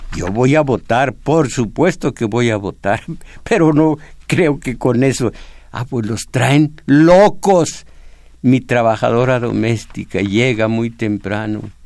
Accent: Mexico; Yo nací en México

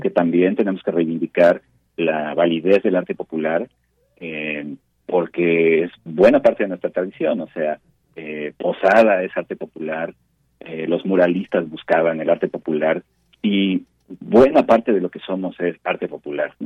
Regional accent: Mexico City, Mexico; nosotros como mexicanos, como chilangos

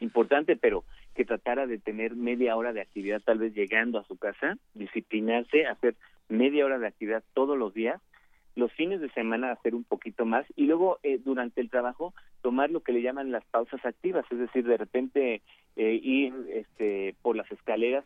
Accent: Mexico; como mexicanos

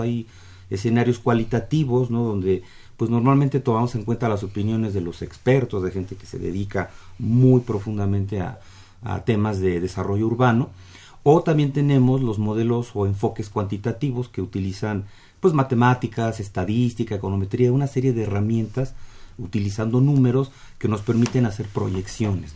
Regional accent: Mexico; nosotros como mexicanos

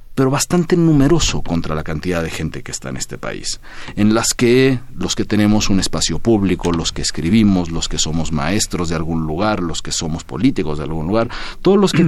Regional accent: Mexico; also born or lived in Syria; mi otro país, del que soy mitad sirio, mitad mexicana

